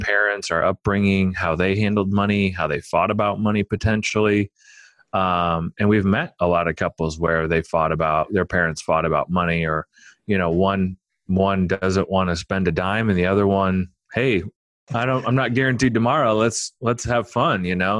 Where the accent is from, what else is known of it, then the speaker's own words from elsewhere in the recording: Omaha, Nebraska, United States; I grew up in Omaha